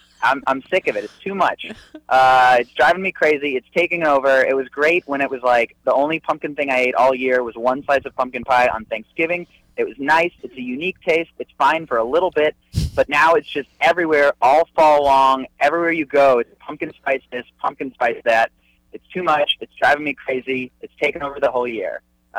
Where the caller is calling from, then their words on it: St. Louis, Missouri, United States; I'm calling you from St. Louis, Missouri.